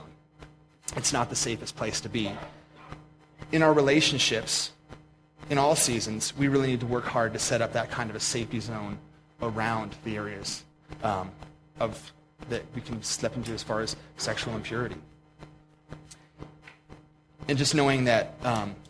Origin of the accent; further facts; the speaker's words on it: Pennsylvania, United States; now in Montana, United States; I grew up in Pennsylvania